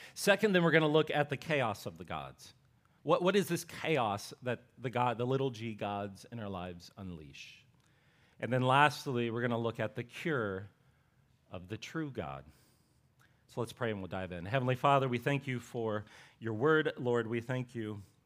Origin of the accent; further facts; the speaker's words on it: Appalachian Ohio, United States; I'm, I'm from Ohio, this is in Appalachia, Ohio